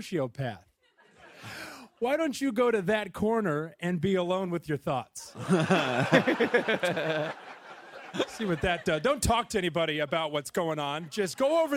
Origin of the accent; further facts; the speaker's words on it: Missouri, United States; now in Brooklyn, United States; I grew up in Missouri